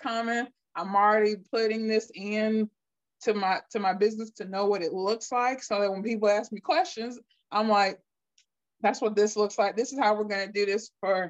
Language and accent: English; Akron, Ohio, United States; I'm from Akron, Ohio